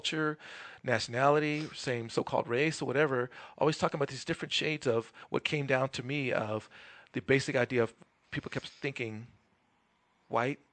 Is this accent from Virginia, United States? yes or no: no; Los Angeles, California, United States; I'm from Los Angeles